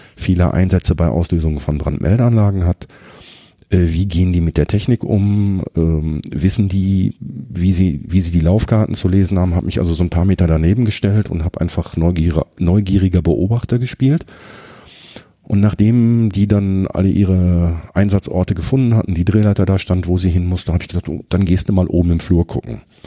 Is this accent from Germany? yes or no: yes; Herten, North Rhine-Westphalia, Germany; Ich habe immer in Herten gewohnt